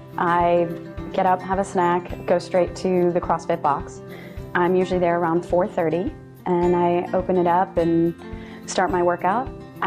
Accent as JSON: {"language": "English", "town": "Plymouth", "region": "Wisconsin", "country": "United States", "moved": "yes", "said": "I'm originally from Plymouth, Wisconsin"}